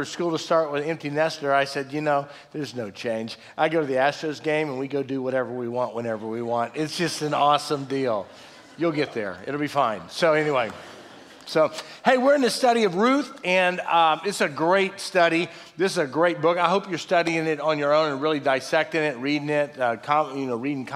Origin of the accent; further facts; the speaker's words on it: Fort Worth, Texas, United States; we lived on a prison farm growing up in Fort Worth